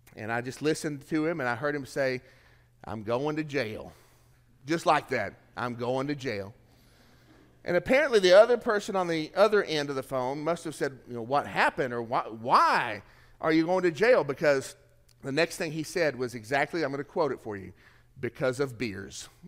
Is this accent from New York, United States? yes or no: no; Tennessee, United States; moved away; I'm from Tennessee